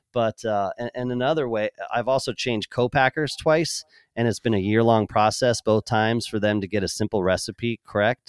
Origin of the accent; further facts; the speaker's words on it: Pennsylvania, United States; now in Kansas City, United States; growing up on the East Coast in Pennsylvania